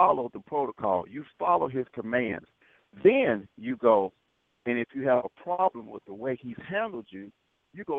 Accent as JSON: {"language": "English", "town": "Selma", "region": "Alabama", "country": "United States", "tie": "born or raised there", "said": "In the 60s, I grew up in Selma."}